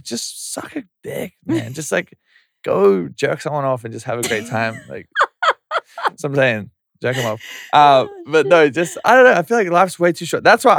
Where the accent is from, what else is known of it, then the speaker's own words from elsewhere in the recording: Yeppoon, Queensland, Australia; I'm from Yeppoon. Central Queensland. Look it up. We're trying to put it on the map.